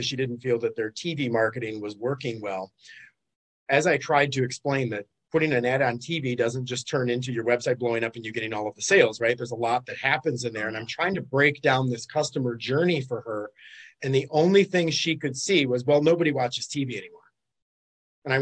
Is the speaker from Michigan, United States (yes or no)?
yes; Detroit, Michigan, United States; now in Fort Lauderdale, United States; I'm originally from Detroit, but I like the beach a lot better. So I had to make that relocation a number of years back